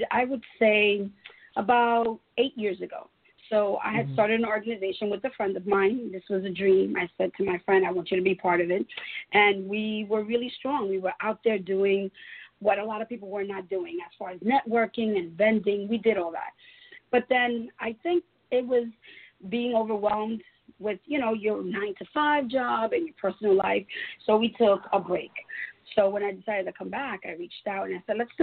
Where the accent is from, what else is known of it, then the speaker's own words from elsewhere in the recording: New York City, New York, United States; I am originally from New York, from Brooklyn, New York. So I'm born and raised in New York